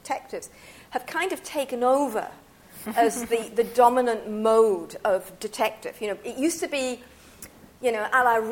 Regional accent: United Kingdom; moved away; also born or lived in France; being British and having lived in France for a while

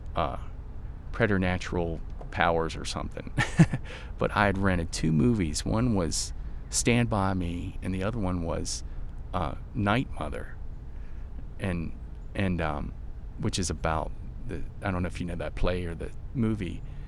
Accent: Virginia, United States; I'm from Virginia, a small town in Virginia

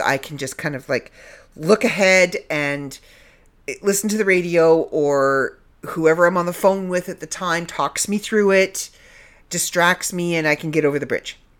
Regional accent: Canada; accent: Canadian; I'm back in the land of Canada, so you're gonna get my Canadian accent back

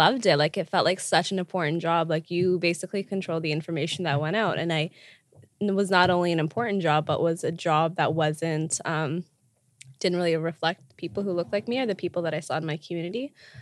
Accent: Regina, Saskatchewan, Canada; born and raised

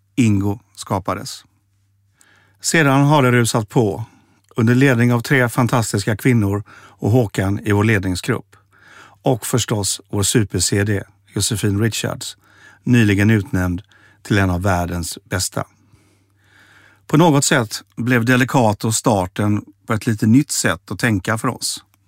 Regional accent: Mölndal, Västra Götaland, Sweden; moved away; also born or lived in Stockholm; Jag växte upp i Mölndal

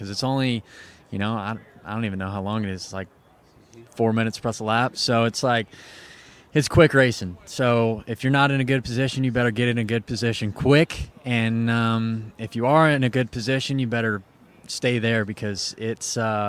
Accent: Ohio, United States; I'm just an Ohio boy

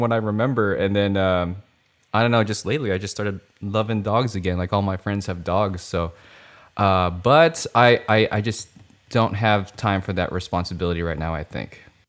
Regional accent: Philippines; Filipino. I'm Filipino.

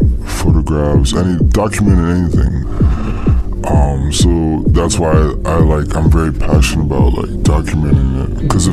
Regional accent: New Orleans, Louisiana, United States; I grew up in the French Quarter. I grew up in New Orleans, and I mean, being Latino

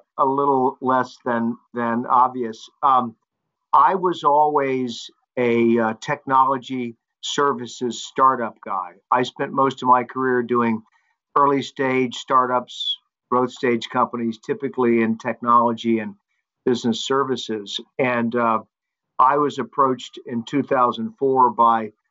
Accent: Charlotte, North Carolina, United States; moved away as an adult; also born or lived in Manhattan, New York; now in New York, United States; I was born in Charlotte, North Carolina, on the east coast of the U.S.

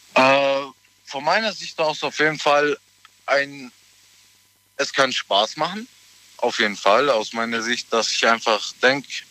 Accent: Ulm, Baden-Württemberg, Germany; Ich bin aus der Nähe, Ulm.

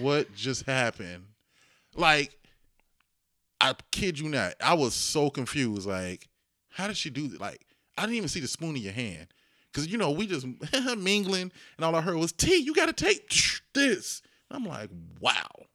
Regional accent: Dayton, Ohio, United States; I grew up in Dayton, inner city Dayton

